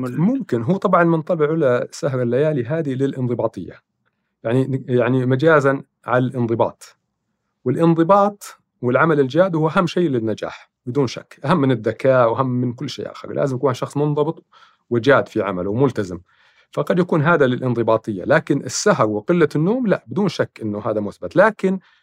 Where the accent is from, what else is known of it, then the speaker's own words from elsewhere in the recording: Saudi Arabia; عندنا في السعوديه